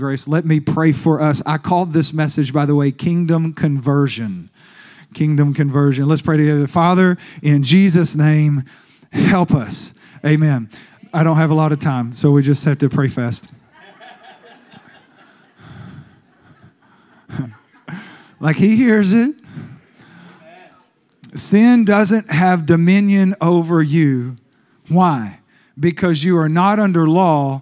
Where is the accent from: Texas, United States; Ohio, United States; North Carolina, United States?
Texas, United States; East; I was raised in East Texas